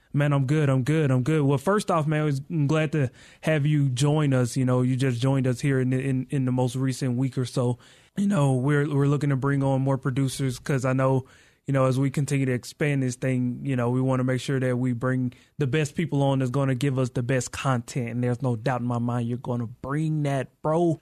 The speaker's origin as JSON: {"language": "English", "region": "Mississippi", "country": "United States", "moved": "as an adult", "lives_now": "Colorado, United States", "said": "I am from Mississippi"}